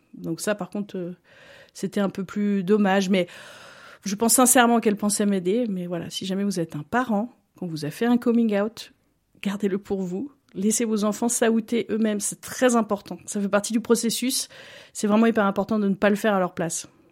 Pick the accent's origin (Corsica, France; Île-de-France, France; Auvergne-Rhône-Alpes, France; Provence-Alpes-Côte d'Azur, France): Auvergne-Rhône-Alpes, France; Montluçon; moved away as an adult; now in Lausanne, Switzerland; je suis originaire euh, en France de Montluçon, un petit bled euh, au centre de la France